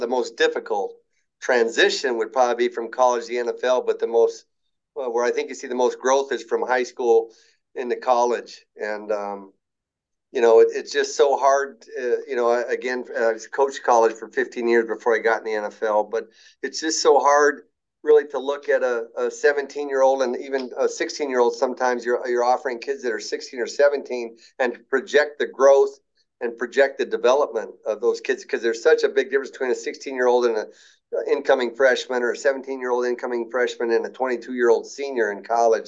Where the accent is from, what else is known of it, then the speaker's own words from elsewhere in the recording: Tri-Cities, Washington, United States; I was from the Tri City